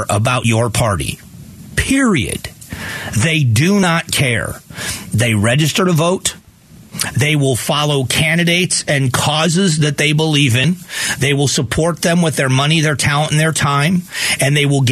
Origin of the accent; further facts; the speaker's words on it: Florida, United States; now in Arizona, United States; I grew up in Florida